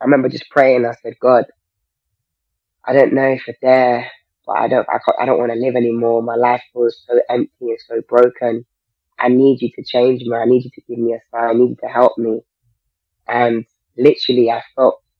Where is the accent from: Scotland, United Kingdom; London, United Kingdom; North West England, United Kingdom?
London, United Kingdom; I grew up in South London